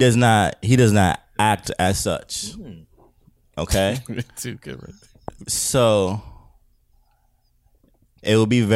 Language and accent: English; British Virgin Islands; moved away; I'm an immigrant, right? Mm. Okay. From where? I'm from the British Virgin Islands.